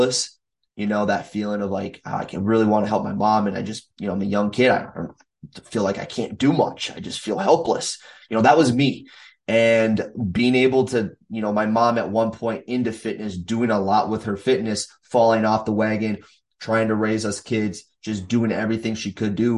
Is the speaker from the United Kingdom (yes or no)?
no; Minnesota, United States; not only coach here in my hometown or in the states of Minnesota where I live